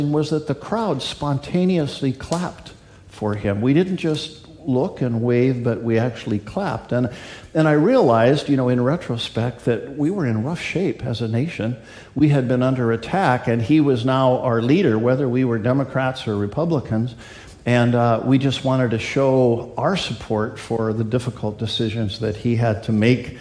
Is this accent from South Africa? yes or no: no; Canada; moved away as an adult; also born or lived in Washington; Barb and I went to Queen Elizabeth High School when we grew up in Canada